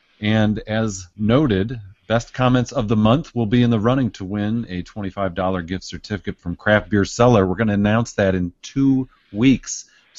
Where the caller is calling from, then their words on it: Michigan, United States; I'm tuning in from Michigan, drinking a local beer from Saugatuck Brewing.